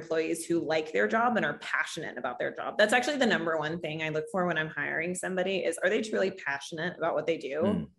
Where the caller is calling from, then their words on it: New York City, New York, United States; I am calling in from One World Trade in New York City on the 74th floor